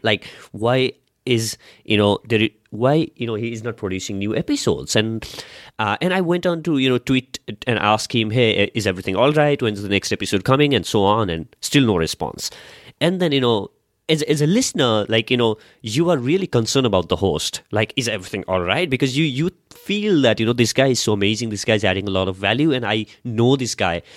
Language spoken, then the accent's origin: English; Nepal; I come from Nepal.